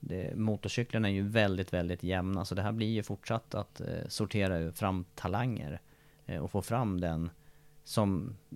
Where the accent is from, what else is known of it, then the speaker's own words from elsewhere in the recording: Sweden; Så hinner jag ju inte vänta på att jag ska bli mästare hemma i Sverige på någonting.